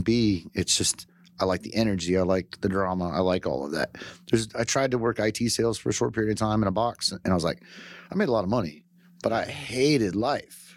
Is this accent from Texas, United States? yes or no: yes; White Settlement, Texas, United States; also born or lived in Michigan / Keller, Texas / Fort Worth, Texas; I grew up White Settlement